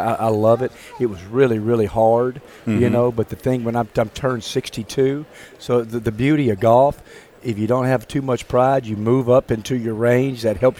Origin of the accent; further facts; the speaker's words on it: Mississippi, United States; moved away as an adult; I grew up in Mississippi, But I hadn't lived in Mississippi in a long, long time. So it's just great to be back in our state, close to my parents who live in Tupelo.